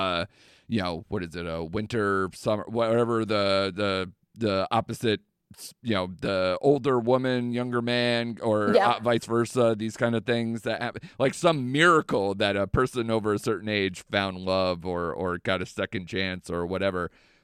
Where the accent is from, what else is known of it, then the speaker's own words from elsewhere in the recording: United Kingdom; I'm extremely British, and to see all sides. Yeah. We're, you know, cold, emotionless generations that try to slowly come out of our shell